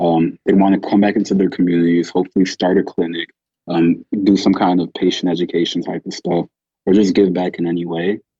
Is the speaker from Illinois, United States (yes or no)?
yes; Chicago, Illinois, United States; growing up in Chicago